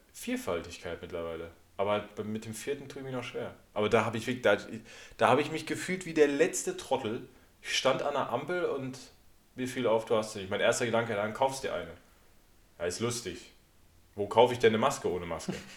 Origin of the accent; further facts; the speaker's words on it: Sauerland, North Rhine-Westphalia, Germany; moved away; also aus meiner Heimat, wobei ich eigentlich aus dem Sauerland komme